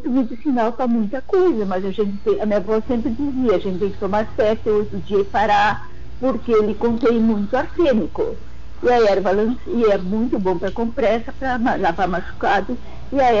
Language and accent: Portuguese; Passo do Guedes, Rio Grande do Sul, Brazil; ali onde eu nasci, me criei ali no Verde